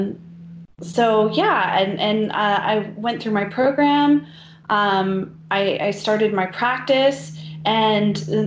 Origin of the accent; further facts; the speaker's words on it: Maine, United States; growing up in Maine